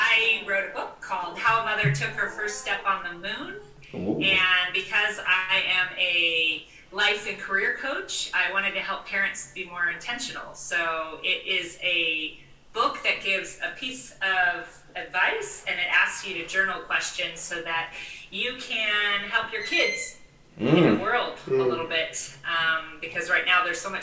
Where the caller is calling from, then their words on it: Sarasota, Florida, United States; I'm calling in from Sarasota, Florida